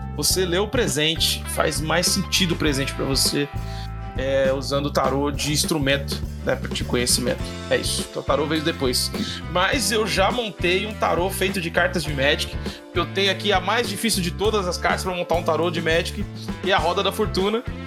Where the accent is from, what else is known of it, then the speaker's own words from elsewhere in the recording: São Paulo, Brazil; also born or lived in São Bernardo do Campo; eu sou de São Mateus, aqui em São Paulo, é da periferia da Zona Leste.